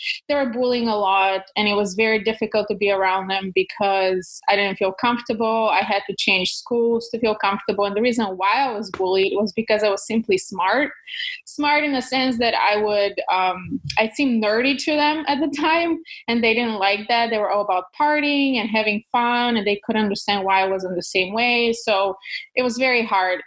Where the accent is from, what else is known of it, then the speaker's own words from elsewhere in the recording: Kyustendil, Kyustendil Province, Bulgaria; English is a second language; moved away; I was born in Bulgaria in a small town called Kyustendil, close to the mountains